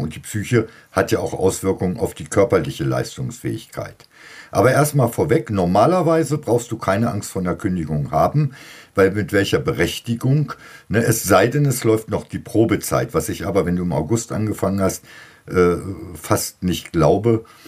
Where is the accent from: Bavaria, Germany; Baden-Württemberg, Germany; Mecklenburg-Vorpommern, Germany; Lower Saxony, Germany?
Lower Saxony, Germany; Bei uns in Niedersachsen